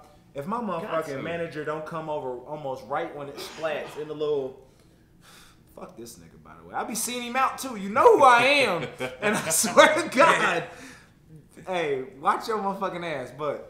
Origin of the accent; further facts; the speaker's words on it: Ohio, United States; Because I'm from Ohio, you already know.